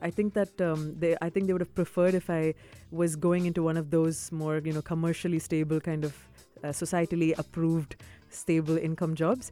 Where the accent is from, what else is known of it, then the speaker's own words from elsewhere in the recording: Dubai, United Arab Emirates; also born or lived in South India / Boston; growing up in the UAE, I grew up in Dubai, I was yeah. born here